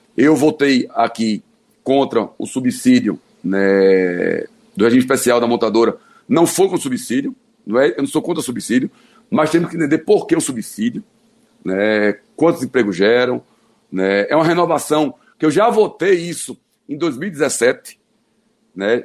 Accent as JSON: {"language": "Portuguese", "region": "Pernambuco", "country": "Brazil", "said": "a minha gente, a minha terra e o lugar que eu nasci e que eu amo"}